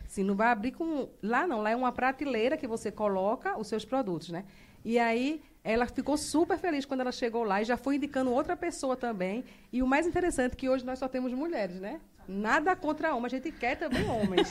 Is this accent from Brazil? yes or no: yes; Northeast Region, Brazil; moved away as an adult; now in Rondonópolis, Brazil; Sou nordestina.